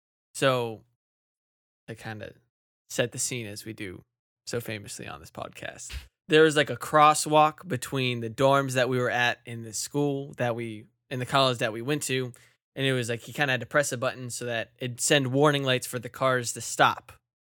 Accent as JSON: {"language": "English", "region": "Virginia", "country": "United States", "said": "I came from not Wyoming. I came from Virginia and we don't have snow ever."}